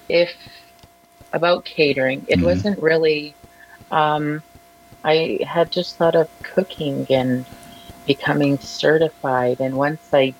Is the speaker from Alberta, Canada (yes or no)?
yes; Standoff, Alberta, Canada; moved away as an adult; also born or lived in Calgary; I am from the Blood Reserve, that is Standoff, Alberta.